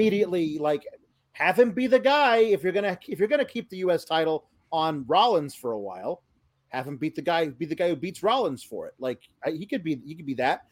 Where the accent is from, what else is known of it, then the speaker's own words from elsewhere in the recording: Houston, Texas, United States; I'm from Houston